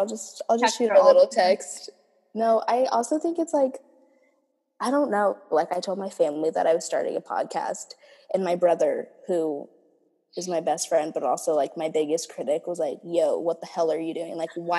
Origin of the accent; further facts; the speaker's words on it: Minnesota, United States; born there; like I was born in Minnesota, like there's more to me than this